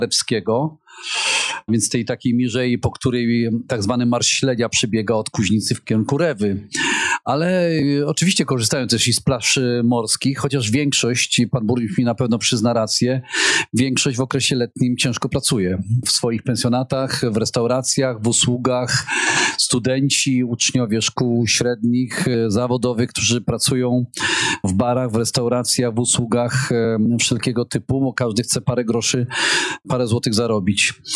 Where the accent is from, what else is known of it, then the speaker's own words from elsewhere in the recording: Hel Peninsula, Pomeranian Voivodeship, Poland; urodziłem się na Półwyspie